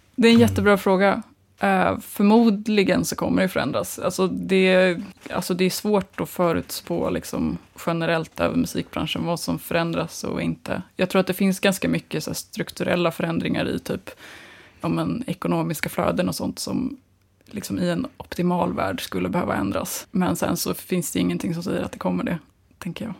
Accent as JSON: {"language": "Swedish", "town": "Nacka", "region": "Stockholm County", "country": "Sweden", "tie": "born or raised there", "also_born_or_lived": "Glasgow", "said": "jag är uppväxt eh, i Nacka utanför Stockholm"}